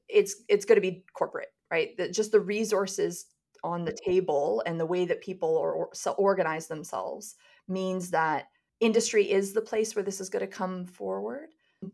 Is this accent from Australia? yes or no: no; Kitchener-Waterloo, Ontario, Canada; I came across the concept of quantum computing when I was 16, because I had the good fortune of growing up in the Kitchener-Waterloo area, and there was a local newspaper article about the founding of the Institute for Quantum Computing there